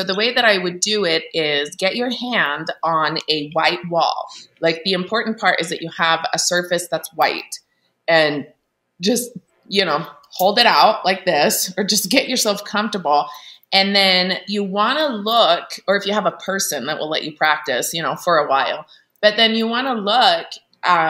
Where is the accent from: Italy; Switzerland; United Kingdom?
Italy; now in Salt Lake City, United States; I grew up in Italy, in a Catholic country